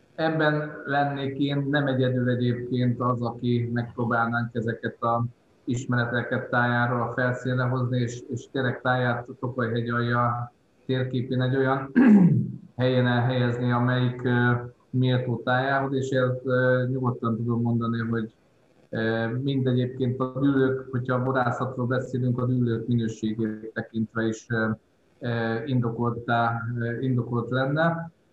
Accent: Békéscsaba, Békés, Hungary; én Békés Csabán a Rigó utcából származom, és tehát Békés Csabai vagyok, és a Rigó utcában nőttem fel

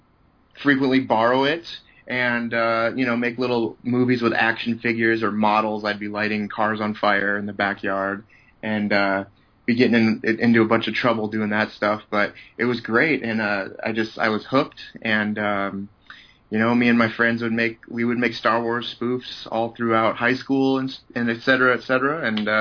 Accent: Montana, United States; also born or lived in upstate New York; I was born in upstate New York, actually, up near Canada, and then grew up in Montana

